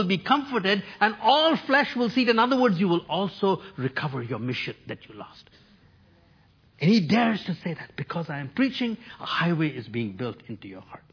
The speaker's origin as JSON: {"language": "English", "town": "New Delhi", "region": "Delhi", "country": "India", "tie": "born or raised there", "moved": "yes", "lives_now": "Toronto, Canada", "said": "I grew up in New Delhi, India."}